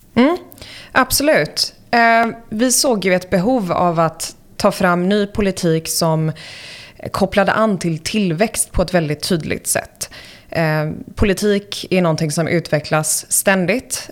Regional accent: United States; born or raised there; moved away as an adult; also born or lived in Sweden; now in Stockholm, Sweden

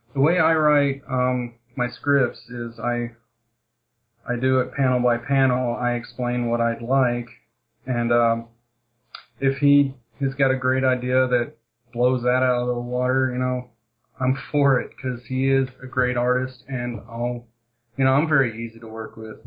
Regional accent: Kentucky, United States; I'm from Kentucky

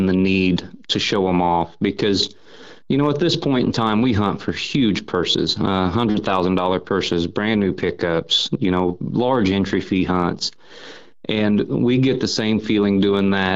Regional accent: North Missouri, United States; I was born and raised right here in North Missouri on the Iowa border

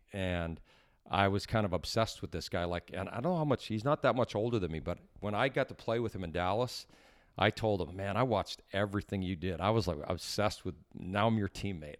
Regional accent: Canada; as a Canadian kid

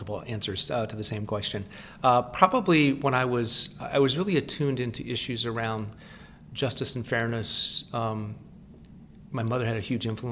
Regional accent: Seattle, Washington, United States; moved away as an adult; also born or lived in Stanford, California / Evanston, Illinois; now in Washington, D.C., United States; I actually grew up in Seattle, Washington, which is my hometown.

